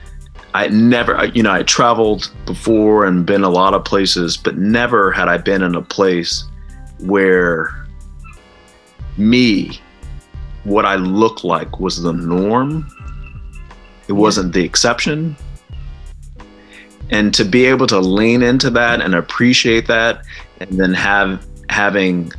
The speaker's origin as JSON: {"language": "English", "town": "Fresno", "region": "California", "country": "United States", "moved": "yes", "said": "I'm from Fresno"}